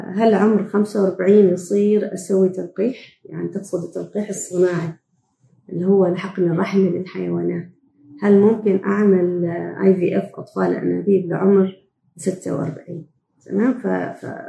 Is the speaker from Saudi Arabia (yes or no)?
no; Oman; also born or lived in Canada; إحنا عندنا في عمان في مجتمعنا